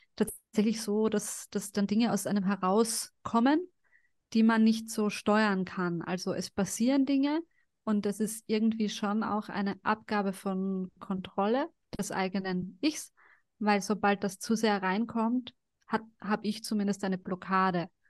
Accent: Carinthia, Austria; also born or lived in Sarajevo, Bosnia and Herzegovina; now in Vienna, Austria; ich bin ja dann auch in Kärnten aufgewachsen

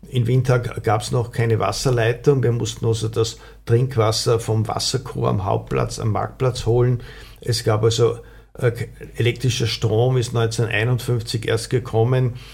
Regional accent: Windhag, Lower Austria, Austria; ich bin in Windhag aufgewachsen und das war also einfach diese Nachkriegszeit

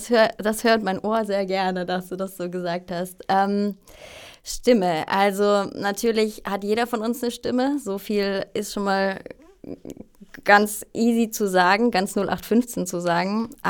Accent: Freiburg im Breisgau, Baden-Württemberg, Germany; born there; also ich bin ursprünglich aus Deutschland, wie man vielleicht hören kann. Ähm, geboren in Freiburg im Breisgau, ganz im Süden von Deutschland.

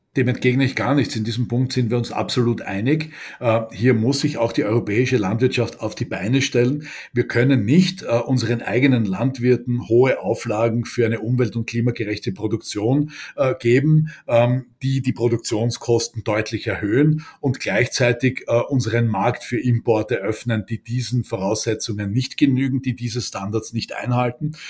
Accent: Austria; bei uns in Österreich

